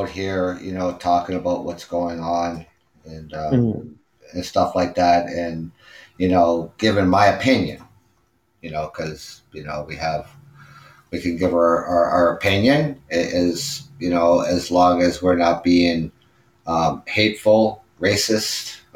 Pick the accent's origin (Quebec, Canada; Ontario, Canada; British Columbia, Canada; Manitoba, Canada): Ontario, Canada; London; I was born and raised in London, Ontario.